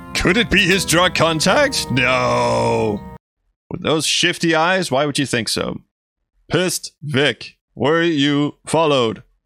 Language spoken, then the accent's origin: English; Denmark; first language Danish; English is a second language; my native language, Danish